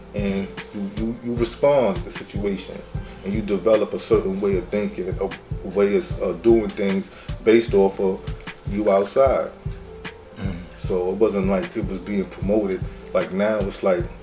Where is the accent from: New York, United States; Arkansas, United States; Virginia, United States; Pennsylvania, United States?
New York, United States; New York City; I'm from Medina. I'm from the Bushwick area.